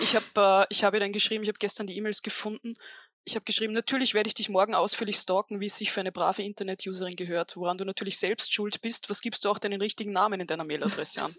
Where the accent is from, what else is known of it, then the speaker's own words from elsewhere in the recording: Upper Austria, Austria; als eigentlich Oberösterreicherin